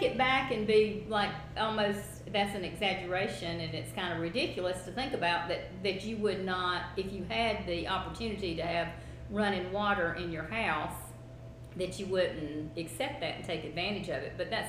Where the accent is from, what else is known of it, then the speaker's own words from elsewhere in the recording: South Carolina, United States; I don't know if you've heard that phrase before, but growing up in South Carolina, that's what it was.